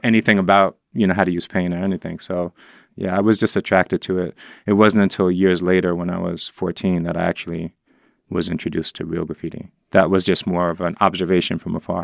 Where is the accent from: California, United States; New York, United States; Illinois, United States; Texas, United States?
New York, United States; New York City; growing up in the Upper West Side